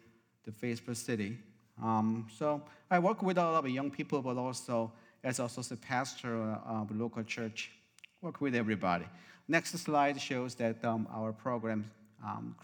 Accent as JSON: {"language": "English", "country": "South Korea", "moved": "as an adult", "lives_now": "Arizona, United States", "said": "I came from South Korea originally 30 years ago"}